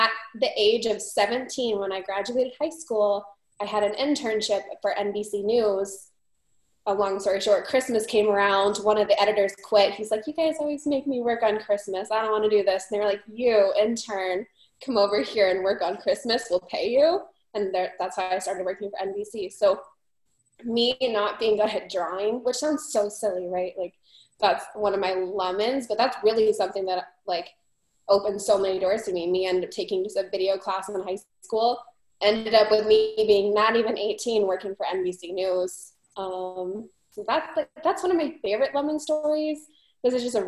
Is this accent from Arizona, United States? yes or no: yes; Phoenix, Arizona, United States; also born or lived in Montana; I am from the Valley of the Sun